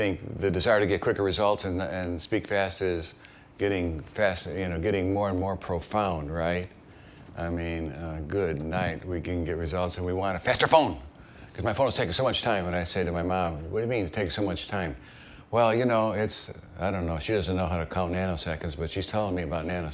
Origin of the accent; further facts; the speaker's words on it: Chicago, Illinois, United States; moved away as an adult; also born or lived in East Texas; I grew up in Chicago, and I arrived in East Texas for my first call